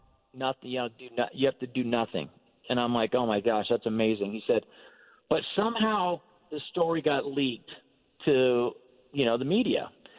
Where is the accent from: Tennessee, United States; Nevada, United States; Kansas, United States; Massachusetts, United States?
Nevada, United States; Like I said, I grew up in Northern Nevada, so they would read the Sacramento Bee, the Reno Gazette Journal